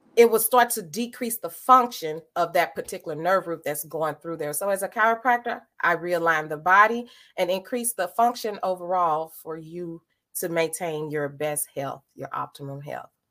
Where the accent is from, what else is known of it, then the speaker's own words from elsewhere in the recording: St. Louis, Missouri, United States; I hail from St. Louis, Missouri. I born, raised here